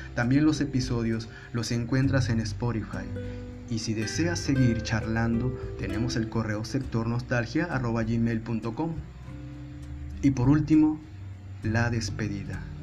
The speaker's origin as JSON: {"language": "Spanish", "town": "Ciudad Victoria", "region": "Tamaulipas", "country": "Mexico", "tie": "born or raised there", "moved": "as an adult", "lives_now": "Monterrey, Mexico", "said": "Después de haber vivido gran parte de mi infancia y adolescencia en Ciudad Victoria, Tamaulipas"}